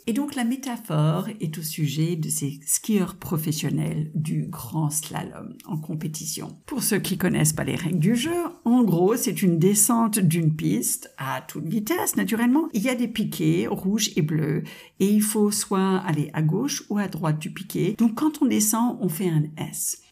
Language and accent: French; United States; French is a second language; now in France; Vous avez certainement entendu mon petit accent charmant. Je suis de double nationalité américaine et française